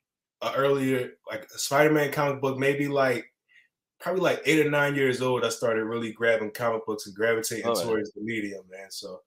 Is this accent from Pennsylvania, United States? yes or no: yes; Philadelphia, Pennsylvania, United States; I was born in Philadelphia. My first taste had to be as an 80s baby.